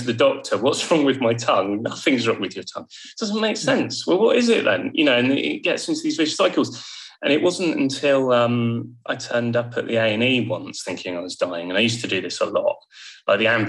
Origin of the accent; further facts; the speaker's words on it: Bournemouth, South West England, United Kingdom; moved away as an adult; also born or lived in Yorkshire; I moved away from home, very far away. I went to the Yorkshire Sculpture Park to study art. And I'm from Bournemouth, so it couldn't be further.